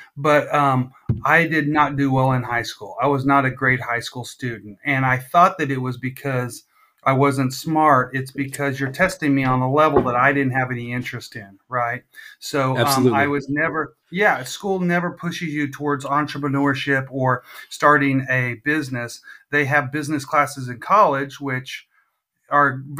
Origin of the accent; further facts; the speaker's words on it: Visalia, California, United States; now in Missouri, United States; I'm from California originally, the Valley